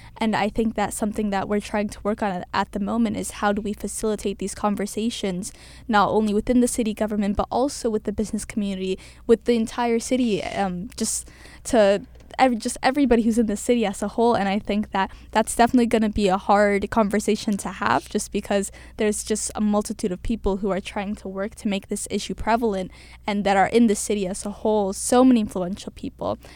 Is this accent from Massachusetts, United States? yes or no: yes; Cambridge, Massachusetts, United States; I was born and raised in Cambridge my entire life.